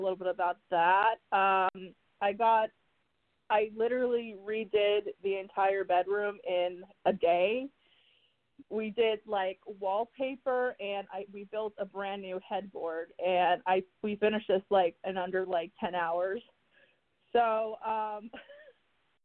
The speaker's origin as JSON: {"language": "English", "town": "Miami", "region": "Florida", "country": "United States", "first_language": "Spanish", "second_language": "English", "said": "I'm from Miami as well"}